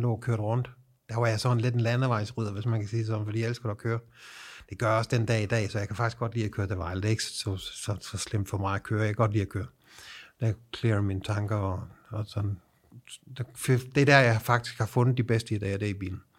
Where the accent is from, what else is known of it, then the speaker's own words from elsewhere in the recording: Southern Jutland, Southern Denmark, Denmark; jeg er fucking sønderjyde